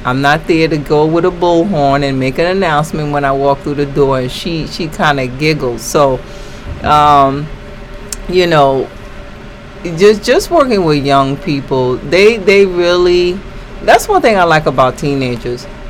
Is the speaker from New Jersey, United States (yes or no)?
no; New York City, New York, United States; I was born and raised in the Bronx